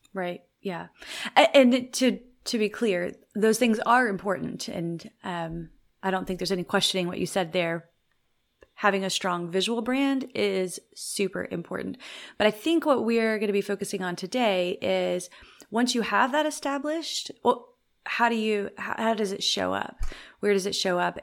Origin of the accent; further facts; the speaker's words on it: the South, United States; now in Waco, United States; I'm from the South, so I, it's in my vernacular.